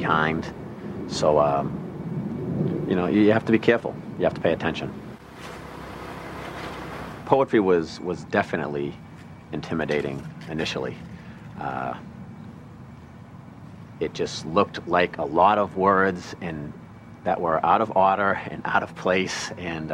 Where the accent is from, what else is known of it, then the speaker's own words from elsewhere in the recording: Braintree, Massachusetts, United States; I'm from Braintree, Massachusetts, 34 years old